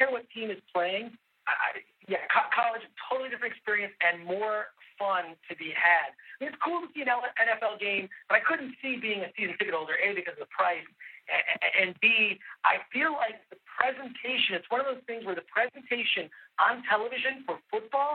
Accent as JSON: {"language": "English", "town": "Detroit", "region": "Michigan", "country": "United States", "tie": "born or raised there", "moved": "yes", "lives_now": "Pasadena, United States", "said": "growing up in Detroit and growing up in Michigan"}